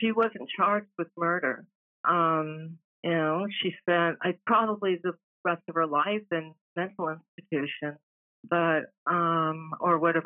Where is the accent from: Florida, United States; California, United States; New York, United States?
California, United States; San Francisco; moved away; I was born in San Francisco